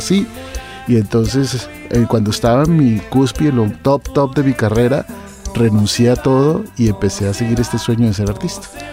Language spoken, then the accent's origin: Spanish; Cali, Valle del Cauca, Colombia; moved away as an adult; now in United States; Originalmente yo nací en, Cali. en la ciudad de Cali. Estuve durante toda mi adolescencia en Cali, pero ya después salí del país hace en los años 90